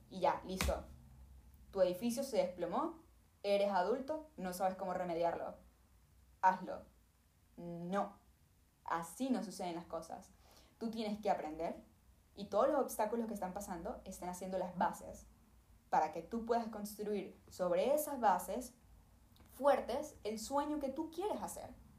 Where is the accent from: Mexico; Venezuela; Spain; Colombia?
Venezuela; yo vengo de Venezuela. Mi papá era artista en Venezuela